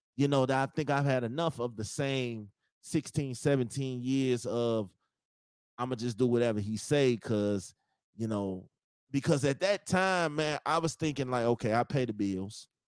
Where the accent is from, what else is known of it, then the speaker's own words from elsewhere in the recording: Chicago, Illinois, United States; I'm from Chicago